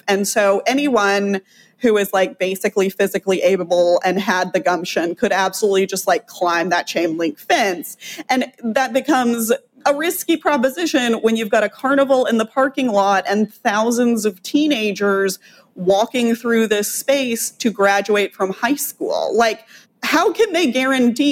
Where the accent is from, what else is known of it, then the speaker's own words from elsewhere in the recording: Texas, United States; I live in Texas. I was raised in Texas